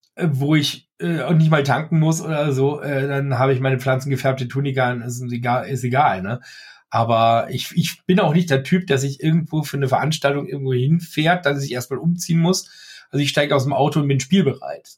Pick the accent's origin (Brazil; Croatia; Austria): Austria; also born or lived in Germany; ich bin Österreicher aus Österreich, der in Österreich lebt und Deutsch kann